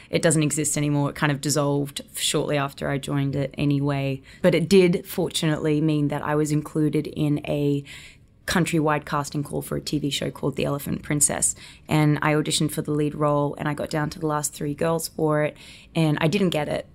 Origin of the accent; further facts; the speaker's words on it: Gold Coast, Queensland, Australia; accent: Australian; moved away as an adult; now in United States; I was born and raised on the Gold Coast in Australia